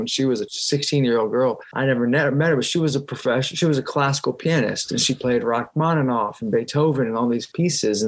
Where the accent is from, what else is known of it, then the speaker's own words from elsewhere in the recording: Roanoke, Virginia, United States; moved away; I grew up in a small town in Roanoke, Virginia